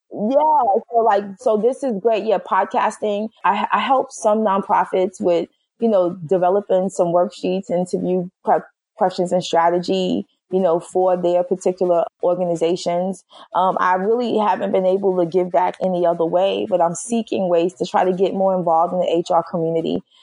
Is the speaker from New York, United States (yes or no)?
yes; Brooklyn, New York, United States; you know, I'm from Brooklyn. I got to take it all the way back to hip hop and say ….